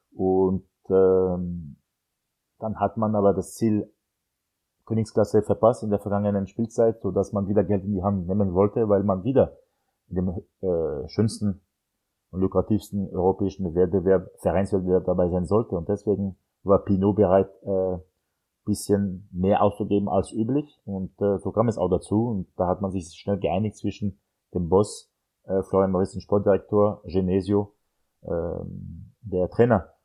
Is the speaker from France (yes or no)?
yes; France; German is a second language; moved away; als Franzose